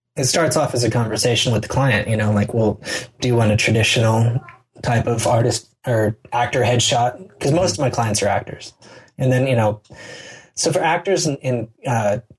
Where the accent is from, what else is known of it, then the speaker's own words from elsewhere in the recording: United States; I'm an American